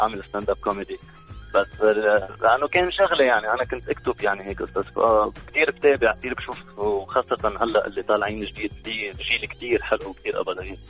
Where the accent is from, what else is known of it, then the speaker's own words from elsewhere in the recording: Lebanon; انا جنيت كلبناني